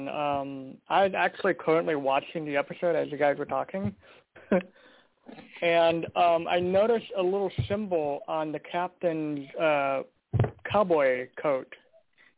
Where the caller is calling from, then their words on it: Portland, Oregon, United States; I'm calling in from Portland, Oregon.